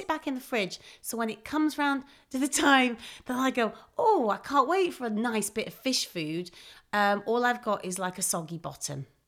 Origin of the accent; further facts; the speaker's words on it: Manchester, North West England, United Kingdom; accent: mild Mancunian; I'm from Manchester